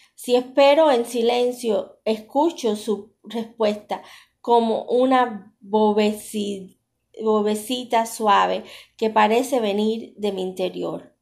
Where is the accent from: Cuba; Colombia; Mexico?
Cuba; moved away; Yo soy cubana